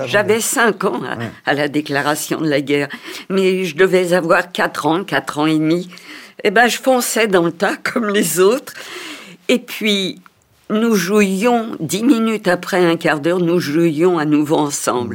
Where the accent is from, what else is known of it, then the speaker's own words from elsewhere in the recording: Paris, Île-de-France, France; je suis née à Paris en 1934